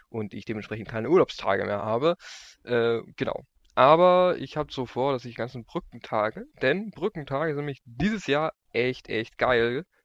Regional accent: Lower Saxony, Germany; Ähm, ich komme aus, aus Landkreis Rotenburg-Wümme.

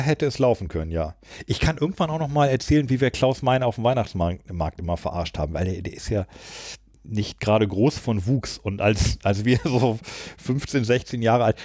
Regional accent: Burgwedel, Lower Saxony, Germany; meinem Heimatdorf Großburg-Wedel. Da kommt Rossmann her.

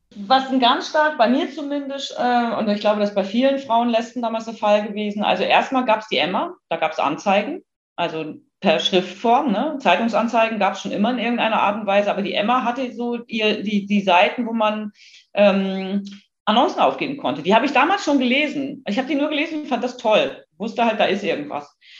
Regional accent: a small town in northern Germany, Germany; Ich bin in einer norddeutschen Kleinstadt aufgewachsen

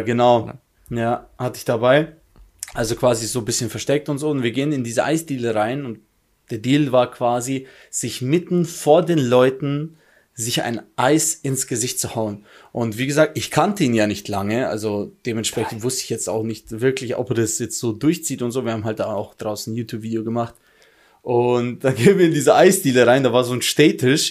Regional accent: Germany; ich komme aus Deutschland

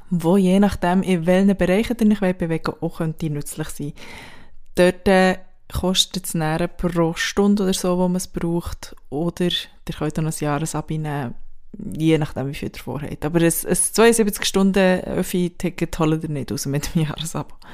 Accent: Switzerland; now in Berlin, Germany; heute mit einer Dienstleistung von mir als Schweizerin in Berlin

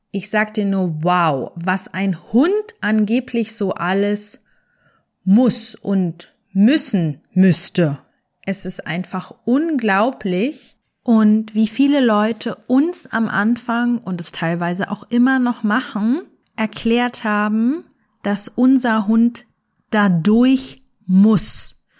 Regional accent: Germany; Wir sind in Deutschland aufgewachsen

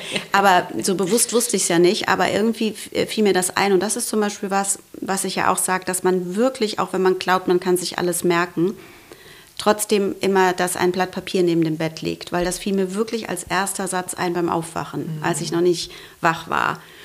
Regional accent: Frankfurt am Main, Hesse, Germany; ich komme aus Frankfurt, also am Main

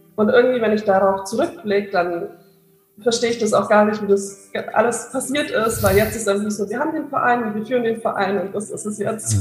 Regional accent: near Augsburg, Bavaria, Germany; moved away as an adult; now in Maastricht, Netherlands; ich komme eigentlich aus der Nähe von Augsburg

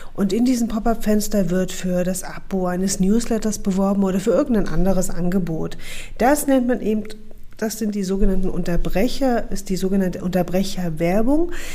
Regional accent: Saxony, Germany; moved away; Ich bin in Sachsen geboren und aufgewachsen und seit zehn Jahren wieder zurück in meine Heimat

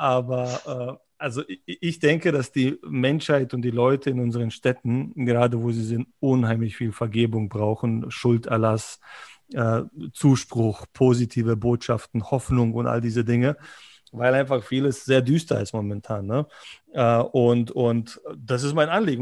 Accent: Berlin, Germany; moved away as an adult; also born or lived in former Yugoslavia; now in Munich, Germany; Ich bin, ich bin, Berliner

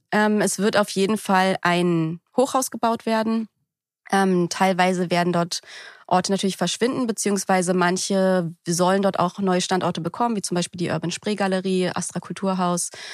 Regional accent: Berlin, Germany; bin aus Berlin Berlin, also in Berlin geboren und aufgewachsen

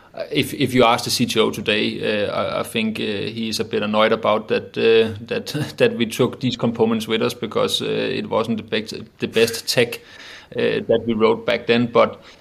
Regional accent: Roskilde, Zealand, Denmark; also born or lived in Copenhagen; myself got raised and born in a, in a small city called uh, Roskilde

